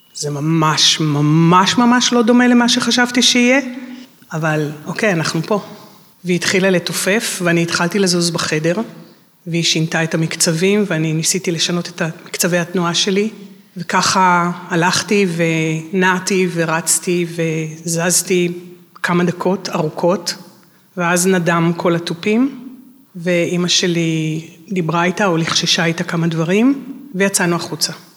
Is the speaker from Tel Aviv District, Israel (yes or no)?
yes; Tel Aviv, Tel Aviv District, Israel; אנחנו תל אביבים, אבל זה תמיד היה, מרמת החייל, זה היה לנסוע לתל אביב